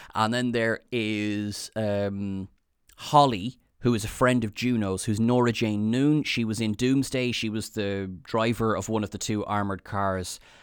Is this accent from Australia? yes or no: no; Ireland; I am Irish